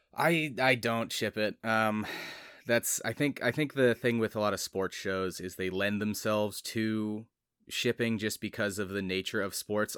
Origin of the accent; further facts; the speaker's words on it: United States; as an American growing up culturally American